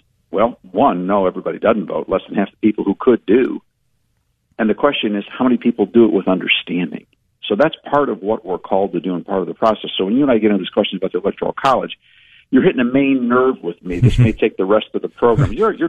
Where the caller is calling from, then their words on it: Florida, United States; I'm calling in from Central Florida, where we have an office of the American Policy Roundtable.